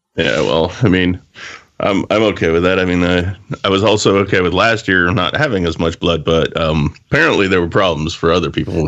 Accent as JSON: {"language": "English", "country": "Canada", "said": "I'm actually one of the few Canadians"}